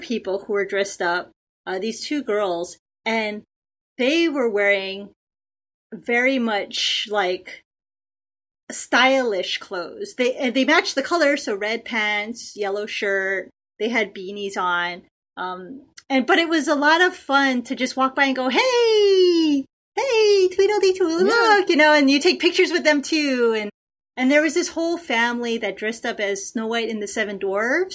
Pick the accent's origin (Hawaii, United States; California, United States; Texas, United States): Hawaii, United States; moved away; I'm from Hawaii